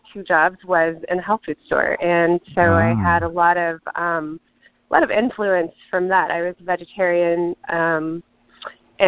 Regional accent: Midwest, United States; now in O'Fallon, United States; I grew up here in the Midwest

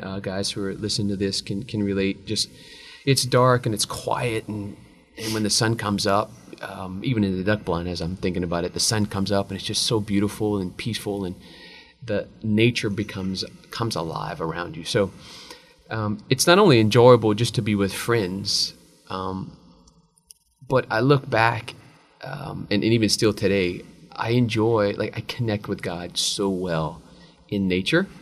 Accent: Abbeville, Louisiana, United States; born and raised in Abbeville, went to Mount Carmel, went to VC

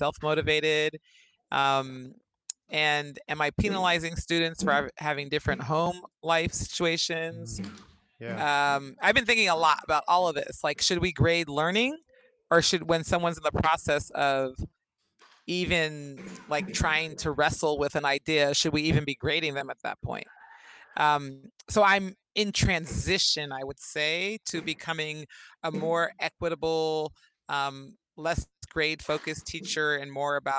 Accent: Berkeley, California, United States; now in Arizona, United States; I'm from Berkeley, California.

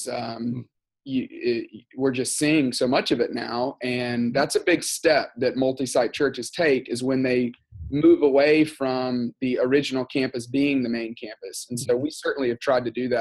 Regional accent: Tuscaloosa, Alabama, United States; moved away as an adult; also born or lived in Texas; now in Atlanta, United States; I grew up in Tuscaloosa, Alabama

